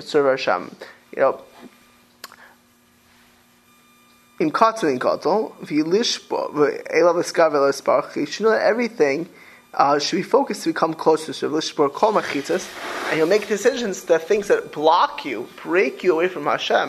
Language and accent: English; Miami Beach, Florida, United States; also born or lived in New York; I grew up in Miami Beach